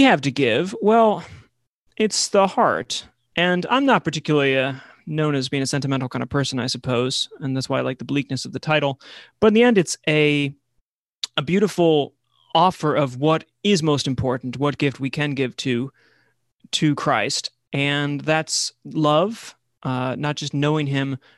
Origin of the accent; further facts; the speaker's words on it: Buffalo, New York, United States; I grew up in Buffalo, New York